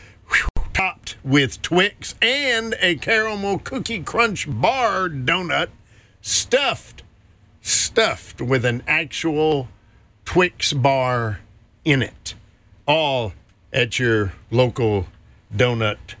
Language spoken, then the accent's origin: English; North Carolina, United States; moved away; when I grew up in North Carolina